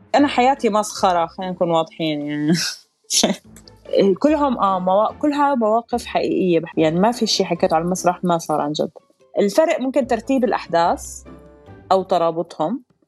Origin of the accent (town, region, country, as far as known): Amman, Amman Governorate, Jordan; born or raised there; moved away as an adult; also born or lived in Abu Dhabi, United Arab Emirates; now in Dubai, United Arab Emirates